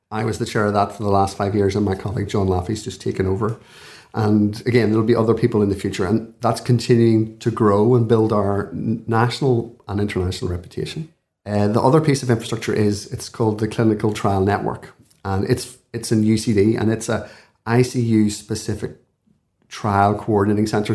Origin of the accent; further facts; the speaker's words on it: Belfast, Northern Ireland, United Kingdom; moved away as an adult; now in Dublin, Ireland; I'm from Belfast, you can probably tell from my voice